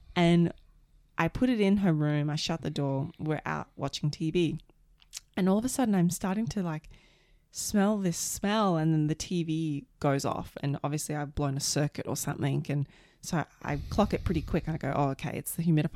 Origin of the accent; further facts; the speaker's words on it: Australia; moved away; also born or lived in Canada; I'm an Aussie